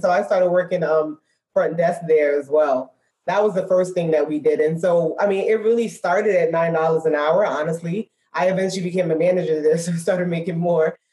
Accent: New York City, New York, United States; moved away as an adult; now in Dallas, United States; we're born and raised in Brooklyn, New York.

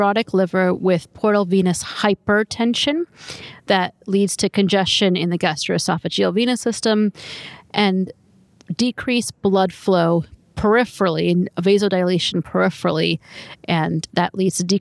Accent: North Carolina, United States; I'm from North Carolina

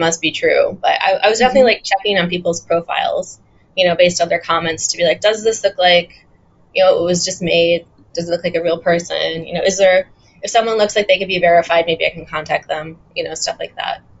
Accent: Chicago, Illinois, United States; moved away as an adult; also born or lived in Montreal, Canada / Hong Kong; now in Taiwan; I'm from Chicago.

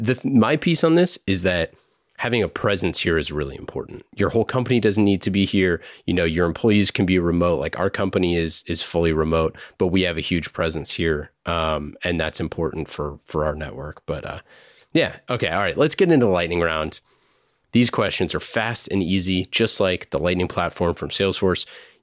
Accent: Oakland, California, United States; You know, I grew up in Oakland, so I didn't grow up in quote unquote Silicon Valley

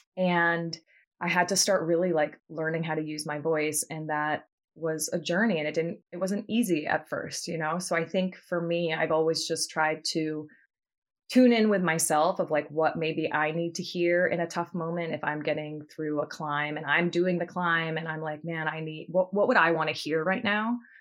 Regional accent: Martha's Vineyard, Massachusetts, United States; moved away as an adult; now in New York, United States; I grew up on Martha's Vineyard with Abby

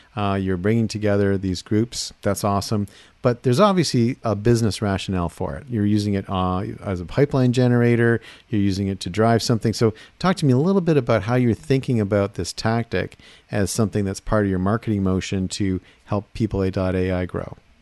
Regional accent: Seattle, Washington, United States; I come from Seattle

